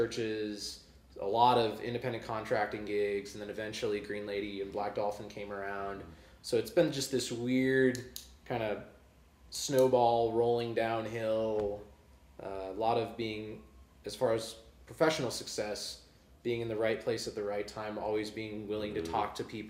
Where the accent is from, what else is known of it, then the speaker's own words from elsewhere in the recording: Springfield, Missouri, United States; I was born and raised in Springfield, Missouri